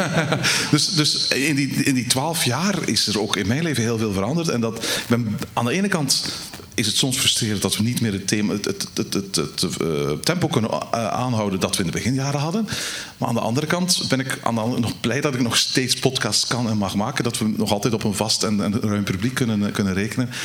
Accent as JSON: {"language": "Dutch", "country": "Belgium", "said": "als Belgen zullen wij"}